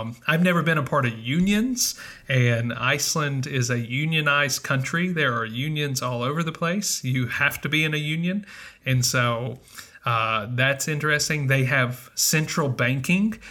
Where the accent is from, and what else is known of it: United States; moved away as an adult; also born or lived in Mississippi / Northern Virginia